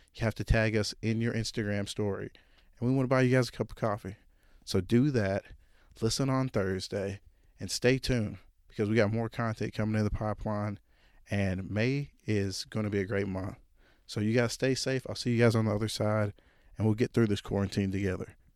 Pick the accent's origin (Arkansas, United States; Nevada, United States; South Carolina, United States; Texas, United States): Arkansas, United States; Jonesboro; born or raised there